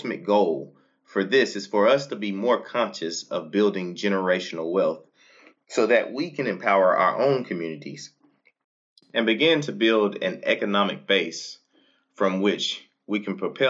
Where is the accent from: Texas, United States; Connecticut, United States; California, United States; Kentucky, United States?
Texas, United States; Fort Worth; moved away; I was born and raised in Fort Worth, Texas